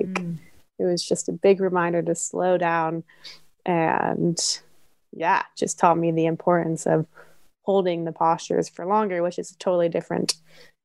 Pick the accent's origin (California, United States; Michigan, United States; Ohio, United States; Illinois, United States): California, United States; Nevada City; my hometown in Nevada City in California